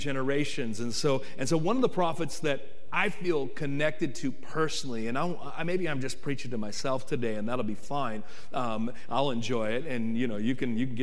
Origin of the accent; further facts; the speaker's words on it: Oakland, California, United States; moved away as an adult; I'm from East Central Oaktown, Oakland, born and raised